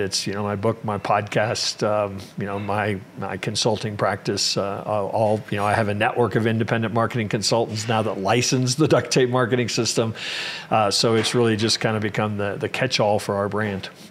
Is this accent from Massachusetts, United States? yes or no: no; Kansas City, Kansas, United States; I actually grew up in in Kansas